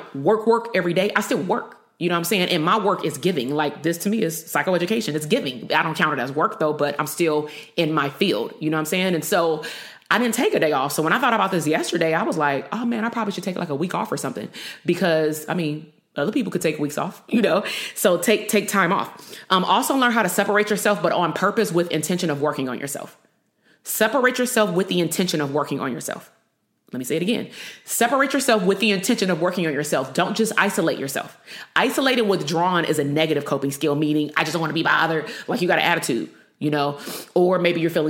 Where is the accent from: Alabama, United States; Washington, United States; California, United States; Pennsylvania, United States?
California, United States; Compton; also born or lived in Bay Area, California; I grew up in Compton